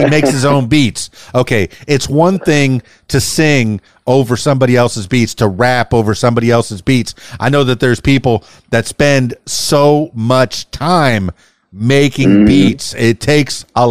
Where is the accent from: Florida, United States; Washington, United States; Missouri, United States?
Florida, United States; Fort Lauderdale; now in Central Arkansas, United States; I grew up in Fort Lauderdale in the Davie area.